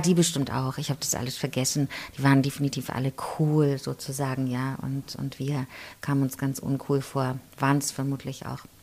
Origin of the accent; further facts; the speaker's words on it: Chemnitz, Saxony, Germany; also born or lived in Riesa; ich bin ja in Karl-Marx-Stadt aufgewachsen